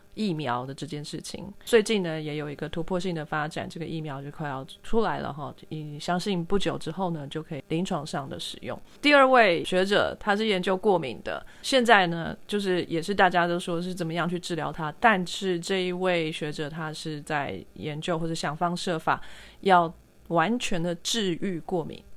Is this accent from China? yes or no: no; Taiwan; 我是台湾人